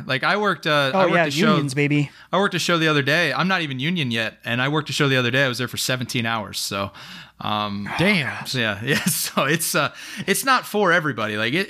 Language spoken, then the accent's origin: English; New Jersey, United States; also born or lived in Indiana; I'm originally from New Jersey and then made a 14-year pit stop in Indiana. So I've made my way across the country all over here.